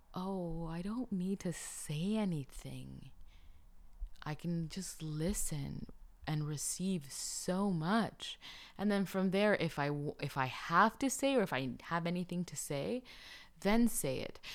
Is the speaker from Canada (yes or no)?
no; Colombia; moved away; I'm from Colombia